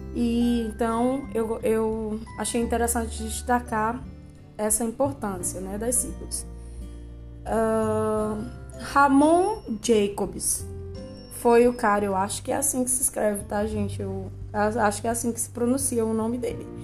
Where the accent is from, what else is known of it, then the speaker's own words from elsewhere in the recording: Brazil; Nós somos brasileiros